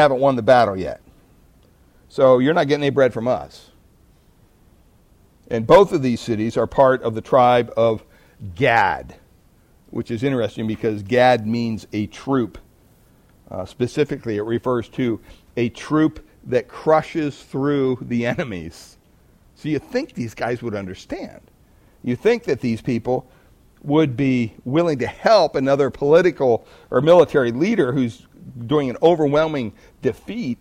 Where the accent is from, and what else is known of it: United States